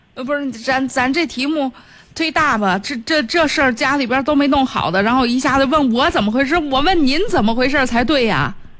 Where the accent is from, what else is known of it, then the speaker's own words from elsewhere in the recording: Hebei, China; 我们河北地区的这个方言啊